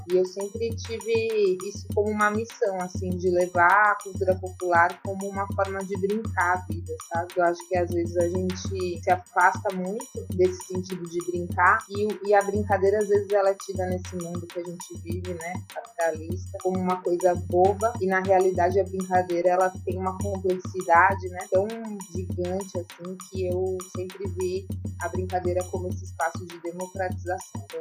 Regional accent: São Paulo, Brazil; moved away as an adult; also born or lived in Recife; now in João Pessoa, Brazil; sou natural de São Paulo, estou aqui na Paraíba desde 2013.

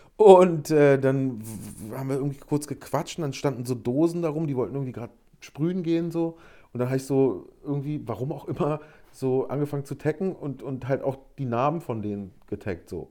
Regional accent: Berlin, Germany; ich komme aus Berlin

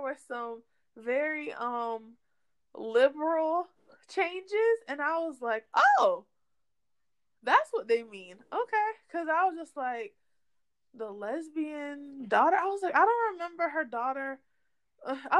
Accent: Boston, Massachusetts, United States; I grew up in Dorchester

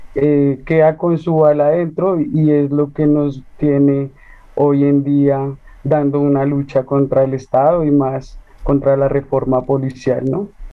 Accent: Bogotá, Colombia; soy de aquí, de una línea del sur de Bogotá

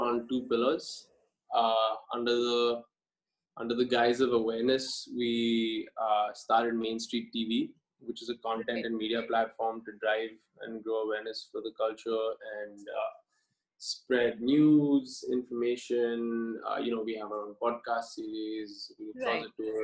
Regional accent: Pune, Maharashtra, India; My background is I'm from Pune

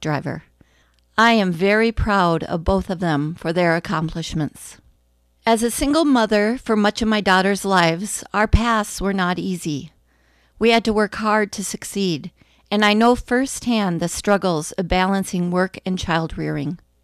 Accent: Bemidji, Minnesota, United States; also born or lived in Wright County, Minnesota; now in Annandale, United States; I was born in Bemidji

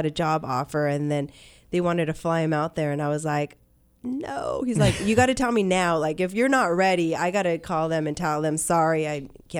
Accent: Ventura County, California, United States; moved away as an adult; also born or lived in Port Hueneme / El Rio; now in Arizona, United States; I'm born and raised in Ventura County.

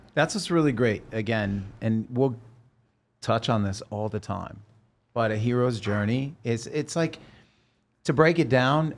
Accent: Oregon, United States; moved away as an adult; also born or lived in Los Angeles; I'm from Oregon

